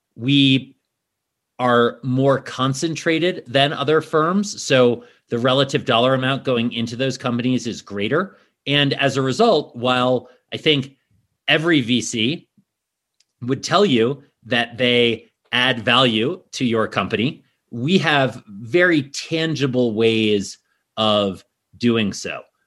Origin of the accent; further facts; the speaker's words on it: New York City, New York, United States; moved away as an adult; also born or lived in Washington, D.C. area; now in Snowmass, United States; I grew up in New York City originally